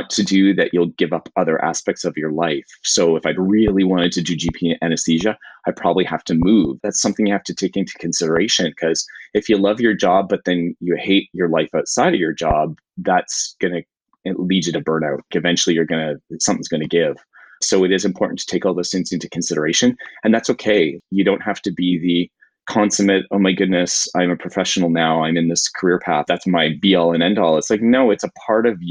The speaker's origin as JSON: {"language": "English", "area": "Niagara region", "region": "Ontario", "country": "Canada", "tie": "born or raised there", "said": "now I still live here and work in the community where I grew up"}